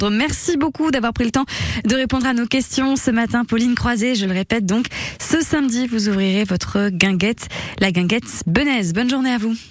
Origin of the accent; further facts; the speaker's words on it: Glénay, Nouvelle-Aquitaine, France; moi je suis originaire de Glenay